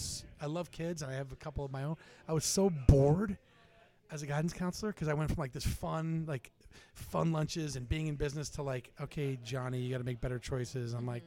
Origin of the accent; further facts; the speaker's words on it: Durham, New Hampshire, United States; also born or lived in Boston, Massachusetts; now in Newburyport, United States; Growing up in Durham, Portsmouth, New Hampshire is your town. And then I lived in Boston, and I came to Newburyport.